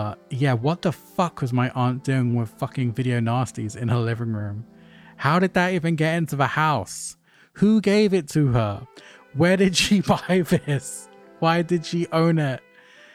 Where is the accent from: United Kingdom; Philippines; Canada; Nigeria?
United Kingdom; London; a kid growing up in North London